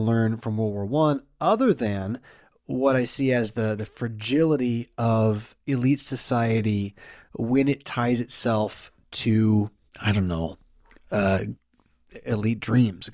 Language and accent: English; United States; my framework as an American